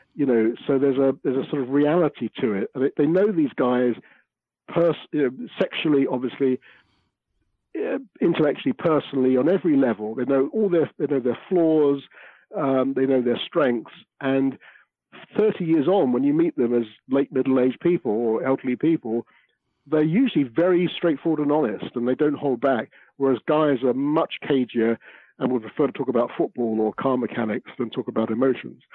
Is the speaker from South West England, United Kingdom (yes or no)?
no; London, United Kingdom; born or raised there